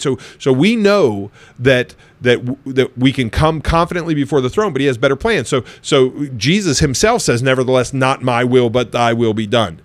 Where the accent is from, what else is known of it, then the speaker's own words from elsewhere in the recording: United States; moved away; also born or lived in Ohio; I spent a lot of time growing up in Pennsylvania and Ohio